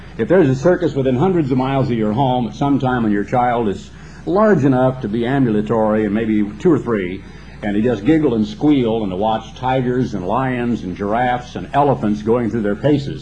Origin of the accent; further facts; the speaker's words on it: Oregon, United States; When I grew up in Oregon